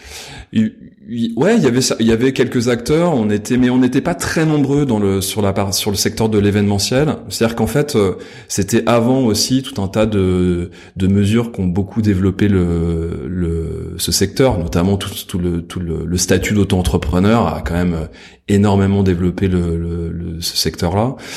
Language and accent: French; Versailles, Île-de-France, France; J'ai grandi à Versailles.